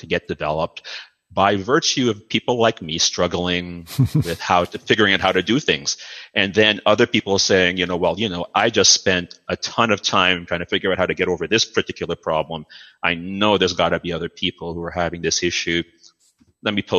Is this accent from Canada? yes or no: yes; Toronto, Ontario, Canada; also born or lived in Dominica / Mississauga / Oakville; culturally, I'm mostly from Mississauga and Oakville and suburban Canada and Toronto. You know, I'm a Toronto boy